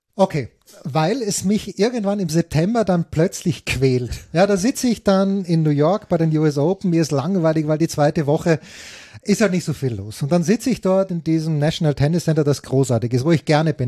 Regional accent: Austria; als Österreicher

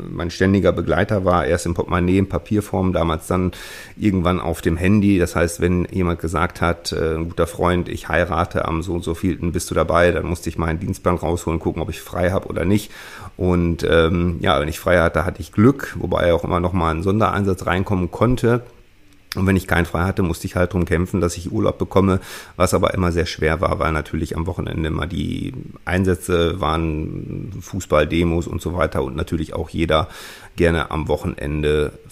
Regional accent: North Rhine-Westphalia, Germany; Ich bin, wie gesagt, 1978 geboren, aufgewachsen in der Nähe von Münster

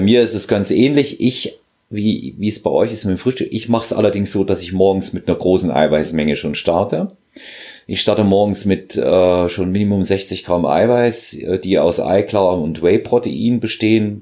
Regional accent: Thuringia, Germany; moved away; ich bin ja in Thüringen geboren, wir sagen dort, äh, da ist die Zündschnur kürzer.

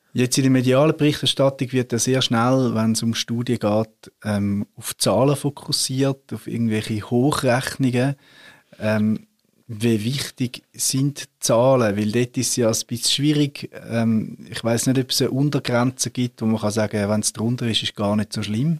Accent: Switzerland; wir Reformierte in der Schweiz

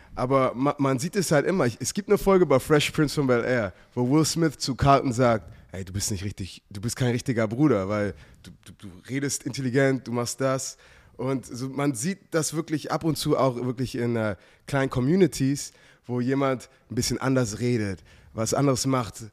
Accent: Germany; also born or lived in United States; als ich aufgewachsen bin, weißt du, in, in, in Deutschland war, war ich Amerikaner und Amerika bin ich, bin ich, bin ich Deutscher

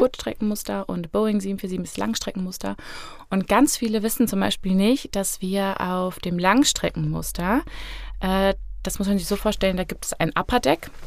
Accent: Fulda, Hesse, Germany; also born or lived in Berlin; ich bin auch aus Fulda, äh, 29 Jahre

